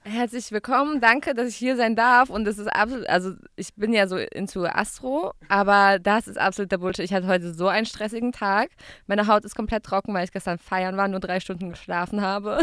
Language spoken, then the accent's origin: German; Gaggenau, Baden-Württemberg, Germany; moved away as an adult; now in Berlin, Germany; Ich komme aus Gaggenau, G-Town Represent. Es ist zwischen Karlsruhe und Baden-Baden.